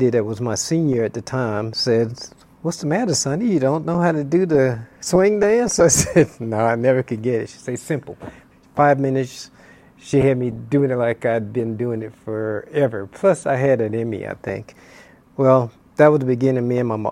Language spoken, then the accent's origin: English; Florida, United States; now in Hawaii, United States; I grew up in Florida